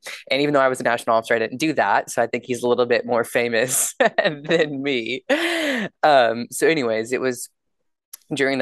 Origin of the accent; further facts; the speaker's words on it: Yoakum, Texas, United States; moved away as an adult; now in Washington, D.C., United States; I'm originally from Yoakum, Texas, which is a small town in Southeast Texas, where I grew up on a small beef cattle operation